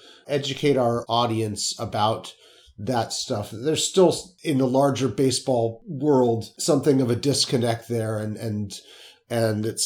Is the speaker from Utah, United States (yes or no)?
yes; Salt Lake City, Utah, United States; 1979 when I was a kid growing up in Salt Lake City.